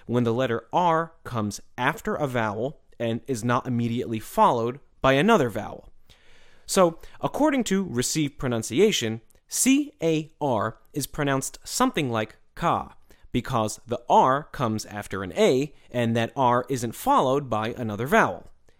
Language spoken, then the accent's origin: English; United States; Just listen to an American person like me speak